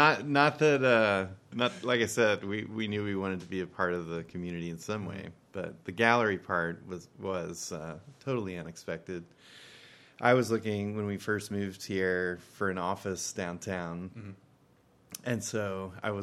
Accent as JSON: {"language": "English", "town": "Memphis", "region": "Tennessee", "country": "United States", "tie": "born or raised there", "also_born_or_lived": "Boston", "moved": "yes", "lives_now": "Burlington, United States", "said": "I'm originally from Memphis, Tennessee."}